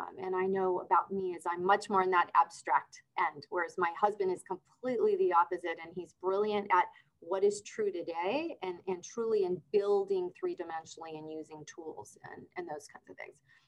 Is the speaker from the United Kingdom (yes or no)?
no; Argentina; also born or lived in Brazil; But I was born in Argentina. And then we moved around a little bit in Argentina. And then I moved to Brazil.